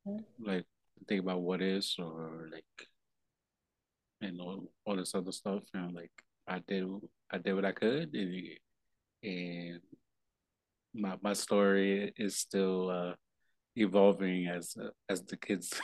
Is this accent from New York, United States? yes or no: yes; New York, United States; No, that's so real, especially, growing up in New York, that's be like